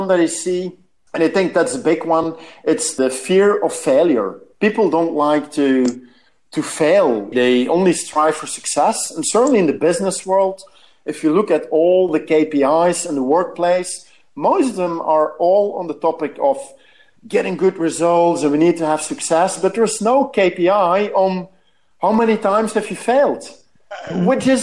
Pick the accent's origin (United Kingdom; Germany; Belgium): Belgium; I'm from Belgium, so we love our beers